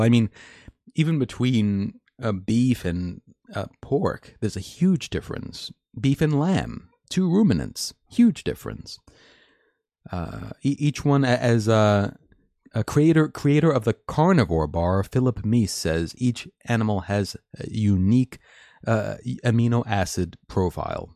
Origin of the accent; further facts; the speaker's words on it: United States; as an American